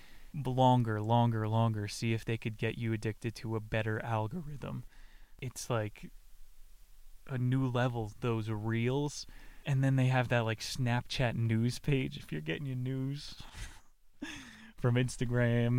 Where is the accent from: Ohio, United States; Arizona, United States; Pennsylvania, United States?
Pennsylvania, United States; I went to Dorney Park growing up in Pennsylvania